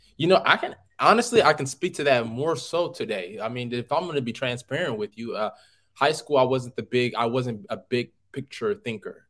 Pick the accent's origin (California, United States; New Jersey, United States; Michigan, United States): California, United States; Oakland; I'm from Oakland, California